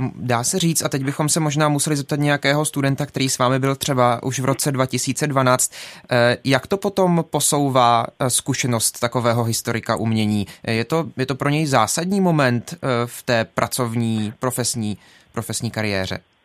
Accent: Jeseník, Olomouc Region, Czechia; Sám jsem z Jeseníku

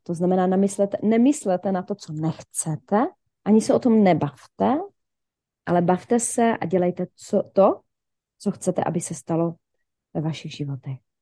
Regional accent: Ostrava, Moravian-Silesian Region, Czechia; also born or lived in Šumperk; já původně pocházím ze Šumperka, kde jsem se narodila, mhm. do mých asi 12, 11 let, ne, do páté třídy si pamatuju, nevím, 10, do 10 let teda. A od 10 let uh, jsem teda v Ostravě

